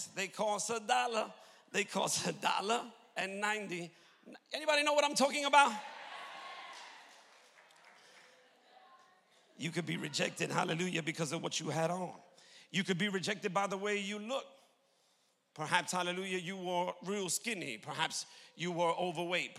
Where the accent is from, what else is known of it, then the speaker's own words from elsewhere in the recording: New York, United States; moved away; I'm from New York originally.